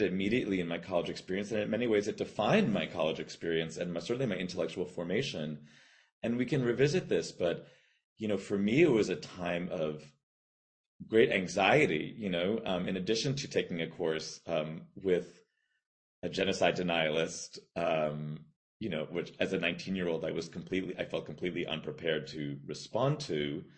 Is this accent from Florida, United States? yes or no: yes; South Florida, United States; also born or lived in Bermuda; I was born in Bermuda and grew up in South Florida.